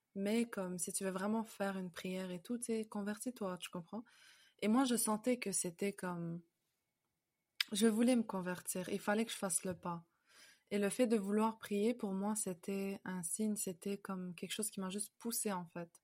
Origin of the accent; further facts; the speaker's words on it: Canada; also born or lived in France; je suis née en France, mais on a on a emménagé au Canada, on a déménagé au Canada. J'avais environ 5 ans, donc euh, j'ai quasiment fait ma vie ici en fait au Canada